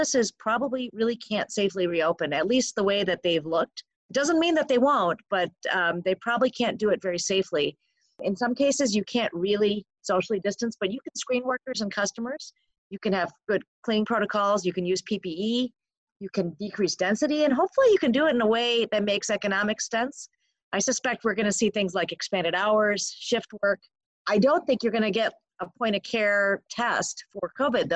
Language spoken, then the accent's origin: English; Michigan, United States; my home state, Michigan